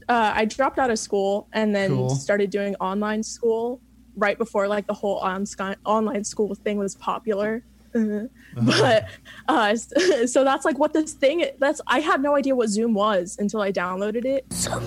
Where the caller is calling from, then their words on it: Melbourne, Florida, United States; It's called Melbourne. It's right next to Orlando.